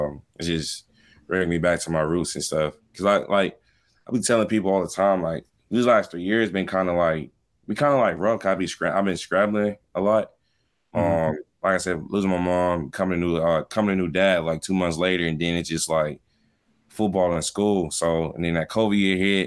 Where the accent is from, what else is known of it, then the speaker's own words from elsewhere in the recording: Miami, Florida, United States; moved away; I'm from Miami